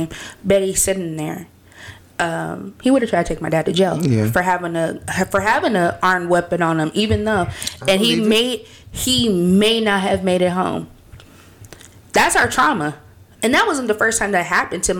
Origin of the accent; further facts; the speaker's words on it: California, United States; I'm from California.